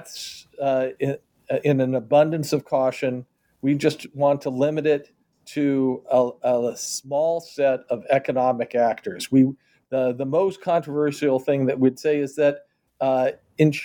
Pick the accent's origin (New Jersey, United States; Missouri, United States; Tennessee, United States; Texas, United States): Missouri, United States; Kansas City; my hometown of Kansas City